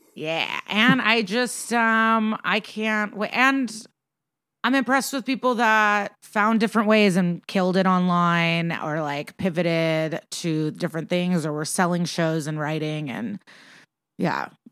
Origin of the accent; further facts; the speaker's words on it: Chicago, Illinois, United States; I grew up around Chicago